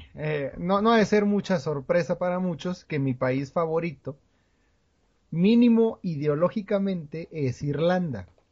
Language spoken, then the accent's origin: Spanish; Coahuila, Mexico; nosotros somos de Coahuila